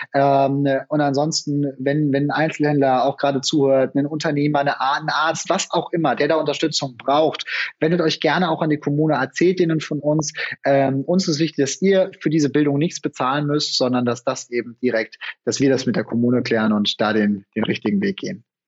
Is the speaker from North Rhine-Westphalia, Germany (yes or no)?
no; Franconia, Bavaria, Germany; ich komme selber aus Franken